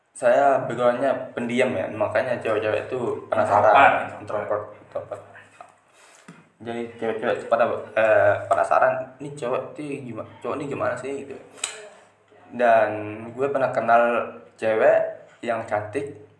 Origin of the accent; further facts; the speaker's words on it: Lombok, West Nusa Tenggara, Indonesia; Lahir di daerah Lombok, uh, asli Lombok